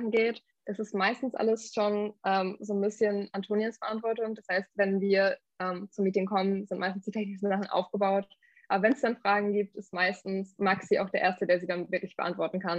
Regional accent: Wangerland, Lower Saxony, Germany; ich komme aus dem Wangerland

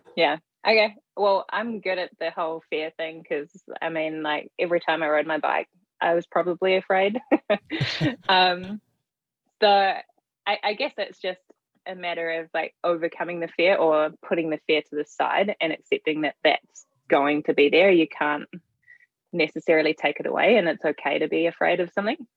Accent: New Zealand; I'm from New Zealand

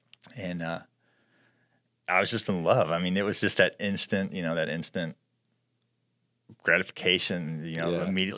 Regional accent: Midwest, United States; me growing up in the Midwest

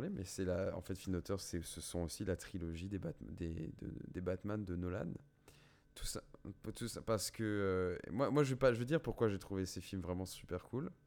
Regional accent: France; on est français de toute façon.

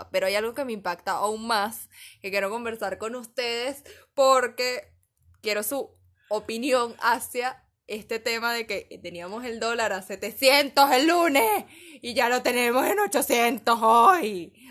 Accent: Venezuela; nos afecta a todos como venezolanos, como nación, como país, como sociedad

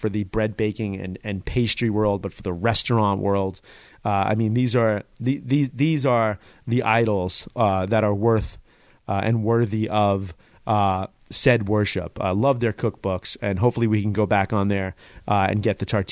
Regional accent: New York City, New York, United States; as a New Yorker

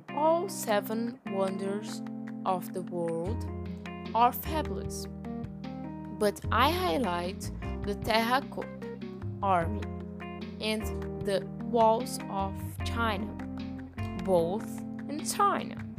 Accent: Rio de Janeiro, Brazil; now in São Paulo, Brazil; I am from Rio de Janeiro, but now I have been living in São Paulo.

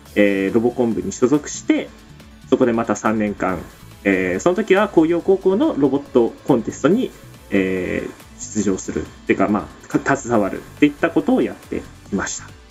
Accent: Miyazaki, Japan; 僕地元宮崎なんですよ

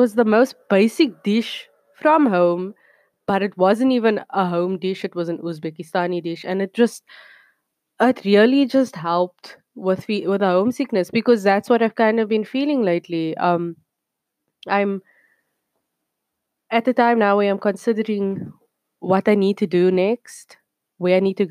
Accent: Cape Town, Western Cape, South Africa; moved away as an adult; now in South Korea; I'm from Cape Town, South Africa. And I live here in somewhere South Korea.

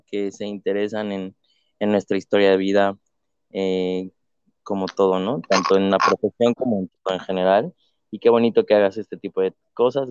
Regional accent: Mexico City, Mexico; yo soy de la Ciudad de México, originario

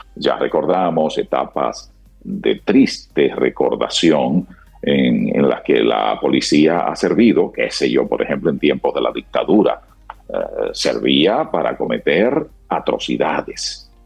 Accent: Dominican Republic

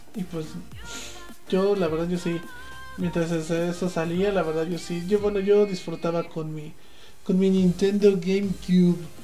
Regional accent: Puebla, Mexico; yo soy poblano

